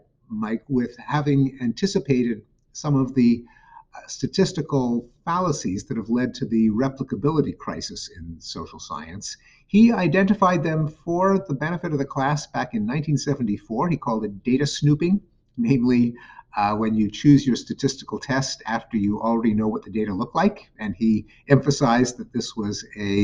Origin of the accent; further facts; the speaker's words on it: Montreal, Quebec, Canada; McGill University in Montreal, my hometown.